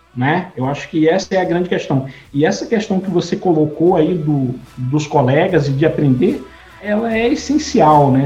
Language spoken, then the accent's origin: Portuguese; São João dos Patos, Maranhão, Brazil; minha cidade natal, em São João dos Patos